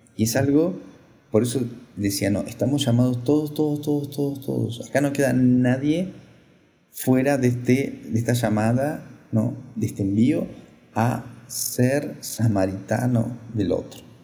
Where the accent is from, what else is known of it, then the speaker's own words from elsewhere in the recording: Argentina; moved away; soy sacerdote argentino